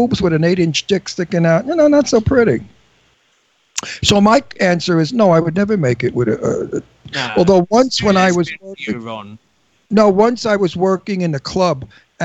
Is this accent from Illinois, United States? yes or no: no; New York City, New York, United States; I'm Italian from Brooklyn. We don't squeal. We're raised not to squeal.